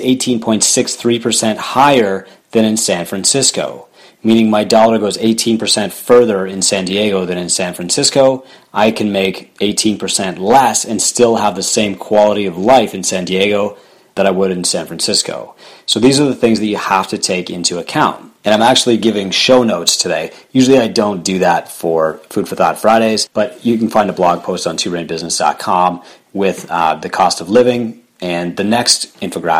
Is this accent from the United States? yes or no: no; Canada; I'm Canadian